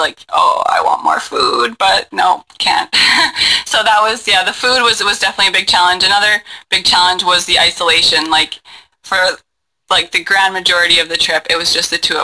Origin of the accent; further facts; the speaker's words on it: Winnipeg, Manitoba, Canada; I grew up in Winnipeg.